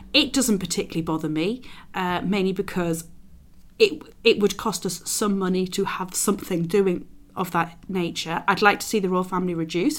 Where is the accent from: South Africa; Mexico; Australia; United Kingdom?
United Kingdom; London; As a Londoner